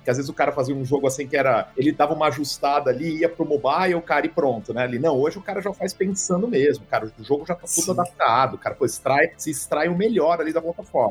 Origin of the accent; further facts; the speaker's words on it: Catanduva, São Paulo, Brazil; eu nasci em Catanduva, né? Cara, quando eu tinha uns 9, cara, pra 10 anos mais ou menos, eu tinha uma livraria, né, lá em Catanduva